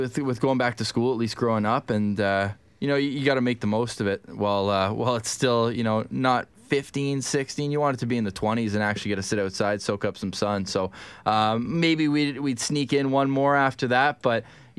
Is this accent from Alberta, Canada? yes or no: no; Ottawa, Ontario, Canada; From Ontario.